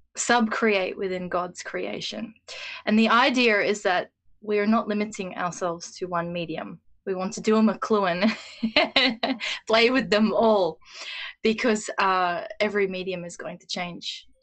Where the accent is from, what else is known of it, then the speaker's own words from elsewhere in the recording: Australia; I'm speaking from the Australian experience too